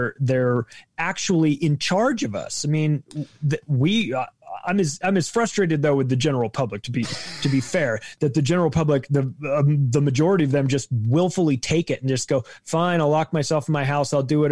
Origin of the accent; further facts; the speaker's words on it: California, United States; moved away as an adult; I don't live in California now, but I grew up there, lived there for 35 years. I'm essentially a Californian.